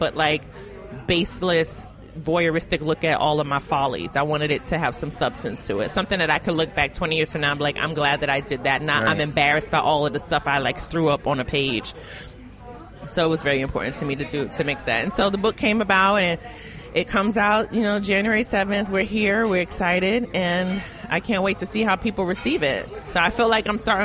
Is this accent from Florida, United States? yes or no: no; New York City, New York, United States; I am from Brooklyn